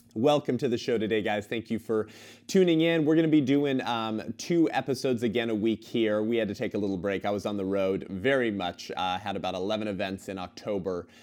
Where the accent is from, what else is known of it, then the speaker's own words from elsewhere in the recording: California, United States; my home state, the once great state of California